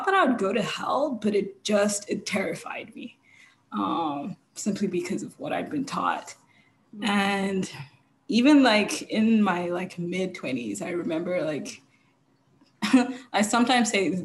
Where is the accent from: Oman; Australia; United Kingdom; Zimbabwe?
Zimbabwe; I grew up in Zimbabwe.